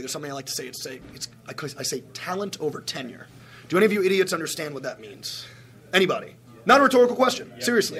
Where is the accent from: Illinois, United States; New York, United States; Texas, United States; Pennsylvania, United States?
New York, United States; Plainview; I am from Plainview, Long Island, New York